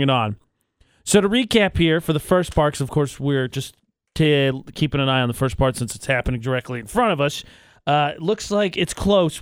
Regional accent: Lafayette, Indiana, United States; moved away as an adult; now in Utah, United States; I'm from Lafayette, so I didn't go anywhere

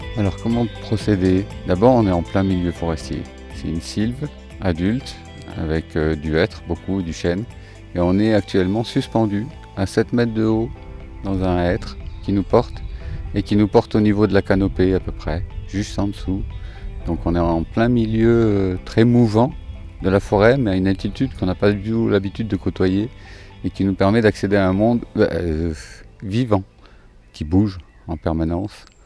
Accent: France; moved away as an adult; j'avais besoin de revenir dans ma terre natale déjà, trouver ma famille

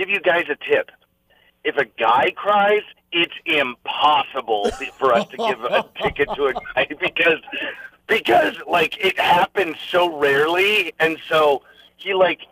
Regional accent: Alaska, United States; I'm from Alaska

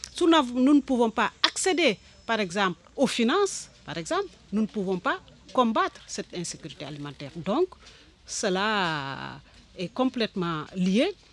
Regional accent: Senegal; Je viens du Sénégal

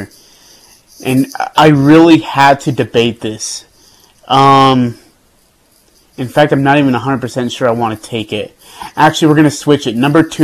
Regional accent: India; moved away; I'm from India

